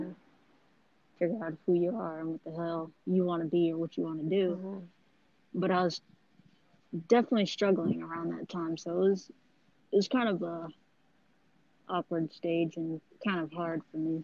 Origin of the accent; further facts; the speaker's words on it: Redondo Beach, California, United States; I grew up all over Cali, but predominantly I stay in SoCal, Redondo Beach area